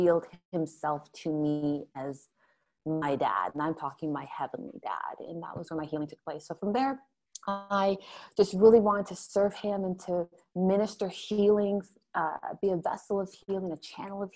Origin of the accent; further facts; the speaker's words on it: Toronto, Ontario, Canada; also born or lived in Montreal; We were raised here in Canada. And grew up in, suburbia, Toronto, Ontario, because we moved from Montreal to Toronto